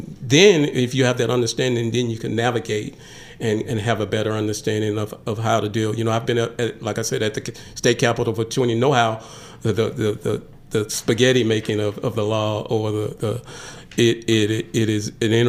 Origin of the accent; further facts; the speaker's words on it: Oklahoma, United States; I came from Oklahoma where the judges are not voted on, and so the judges are appointed.